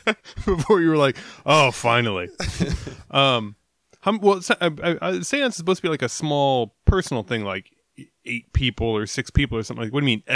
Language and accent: English; Midwest, United States; growing up in the Midwest.